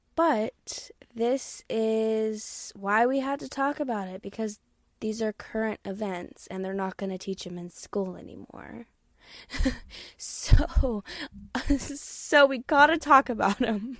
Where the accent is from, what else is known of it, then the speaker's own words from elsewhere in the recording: Texas, United States; born and raised in Texas